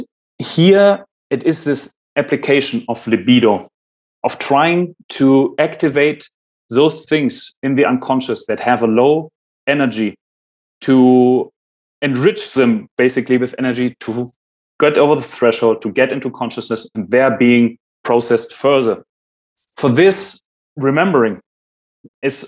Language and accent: English; Germany; first language German; English is a second language; I'm German, my mother language is German